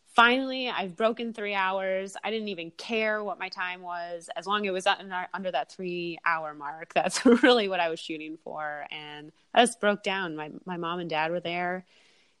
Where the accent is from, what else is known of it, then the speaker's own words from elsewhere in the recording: outside Detroit, Michigan, United States; moved away; I'm originally from Michigan. I grew up outside Detroit